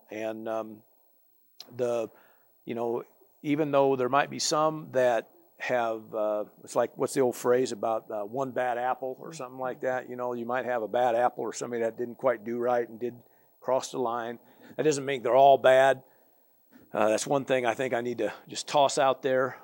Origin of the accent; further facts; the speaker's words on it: United States; I from America